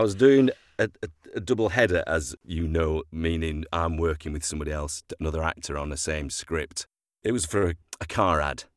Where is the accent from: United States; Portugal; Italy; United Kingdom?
United Kingdom; Sheffield, Yorkshire and the Humber; also born or lived in London; I was born and bred in Sheffield